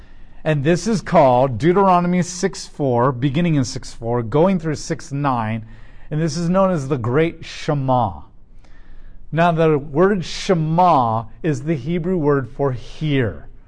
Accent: United States; as an American

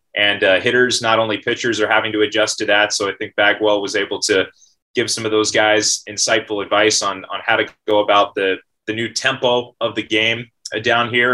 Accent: California, United States; moved away as an adult; now in Fayetteville, United States; I, again, grew up just about an hour and a half outside of the Bay Area

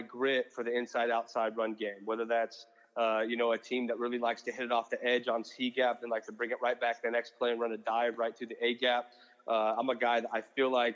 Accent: Wiggins, Colorado, United States; moved away as an adult; also born or lived in Manhattan, Kansas; now in Los Angeles, United States; you coming from Wiggins, Colorado, Manhattan, Kansas was a huge jump. That was big city for me

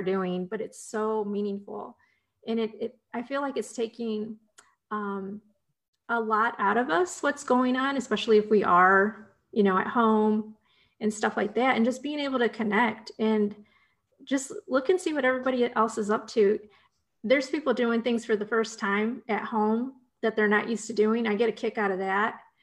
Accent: Ohio, United States; moved away; I got my start in newspaper writing back in my home state of Ohio.

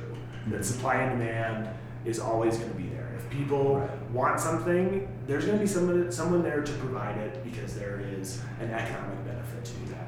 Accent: Sterling, Colorado, United States; also born or lived in Buena Vista; I grew up in rural Colorado. I grew up in Sterling originally, and then moved to Buena Vista in the early mid '90s

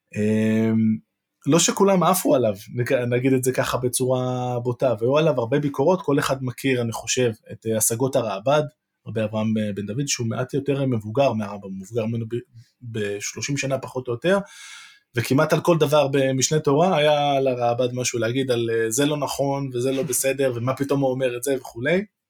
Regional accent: Jerusalem, Jerusalem District, Israel; בתור ירושלמי

